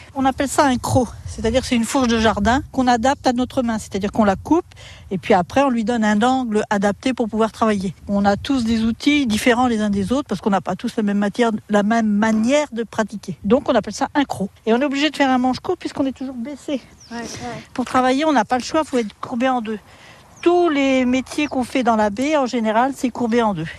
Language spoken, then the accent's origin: French; France; je suis natif de Caen